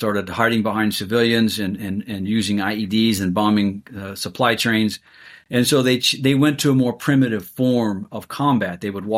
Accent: Columbus, Ohio, United States; I'm originally from Columbus, Ohio.

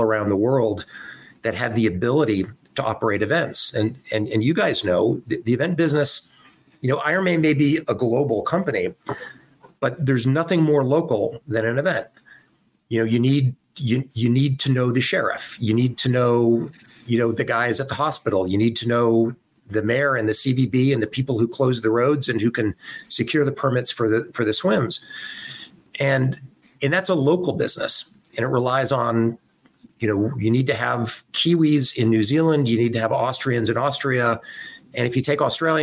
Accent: Southern California, United States; I grew up in Southern California

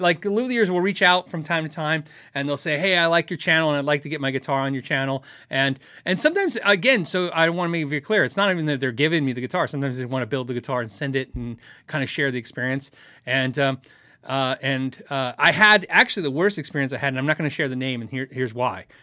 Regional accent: United States; I'm so American

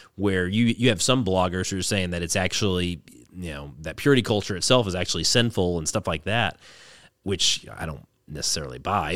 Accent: the South, United States; growing up in the South

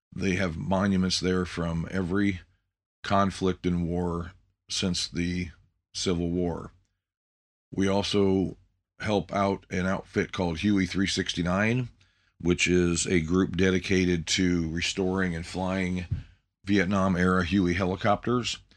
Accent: Indiana, United States; also born or lived in Montpelier, Ohio; My family moved to Indiana in nineteen sixty-four. I have three younger siblings, Cheryl, Linda, and David. We were raised on the farm

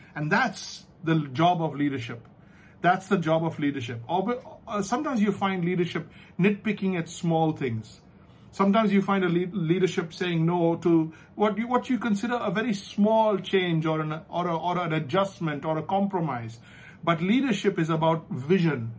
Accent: India; we're from the Indian education system

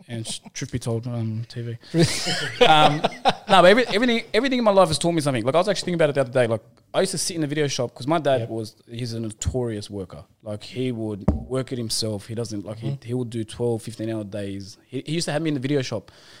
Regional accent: Sydney, New South Wales, Australia; So I grew up in Bondi and Coogee.

